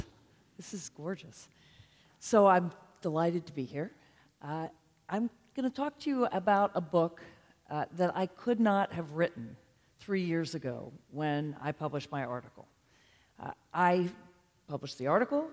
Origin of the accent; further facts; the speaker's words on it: Charlottesville, Virginia, United States; I grew up in Charlottesville, Virginia in the 60s and early 70s